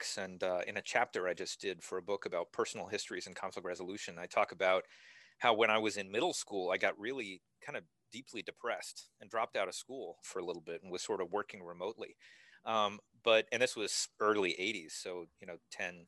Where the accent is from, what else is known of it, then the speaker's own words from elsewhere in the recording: New York City, New York, United States; I was born in 1970 in New York City